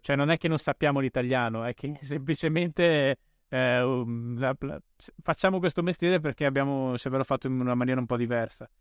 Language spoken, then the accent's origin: Italian; Bolzano, Trentino-Alto Adige, Italy; io poi sono cresciuto a Bolzano, quindi proprio ai limiti della civilizzazione